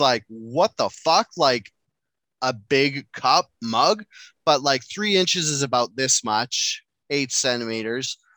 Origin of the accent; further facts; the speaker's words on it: Enderby, British Columbia, Canada; I went to school in a town called Enderby, high school in a town called Enderby